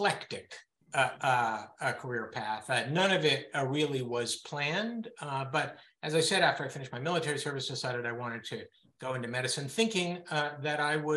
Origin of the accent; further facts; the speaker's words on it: Berkeley, California, United States; moved away as an adult; also born or lived in Israel; I grew up in Berkeley, California, the son of academics